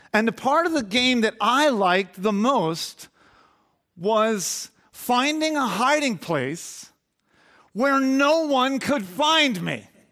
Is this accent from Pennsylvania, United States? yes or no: yes; Garnet Valley, Pennsylvania, United States; I grew up in Garnet Valley before it was all built up.